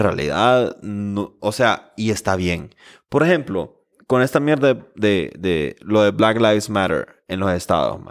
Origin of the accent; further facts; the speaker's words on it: Honduras; nosotros como hondureños